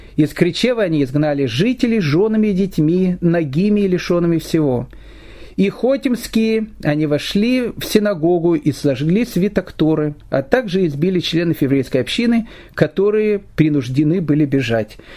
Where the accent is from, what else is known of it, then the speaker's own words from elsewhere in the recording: Kyiv, Ukraine; moved away; я сам родом из Киева